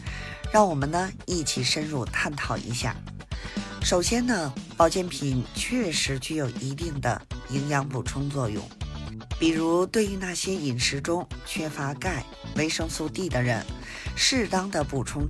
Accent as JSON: {"language": "Chinese", "region": "Beijing", "country": "China", "said": "我是北京的…，咱们下期节目再"}